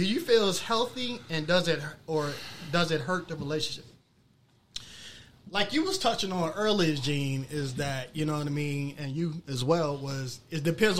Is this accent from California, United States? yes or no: no; Anne Arundel County, Maryland, United States; I'm from Anne Arundel County, right? So we used to venture out to PG County from time to time.